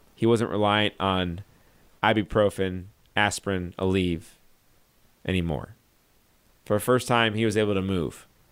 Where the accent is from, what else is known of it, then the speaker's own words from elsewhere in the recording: St. Louis, Missouri, United States; I'm from Saint Louis. This is, uh, my stomping grounds.